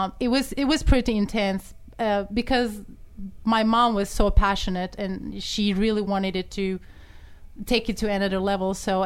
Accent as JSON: {"language": "English", "country": "Turkey", "second_language": "English", "moved": "as an adult", "lives_now": "United States", "said": "I'm from Turkey originally. I came to the United States when I was 21 years old."}